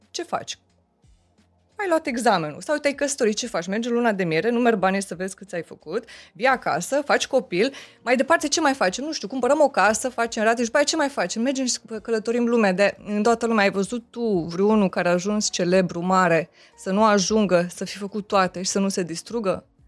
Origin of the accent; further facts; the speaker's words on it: Romania; sunt româncă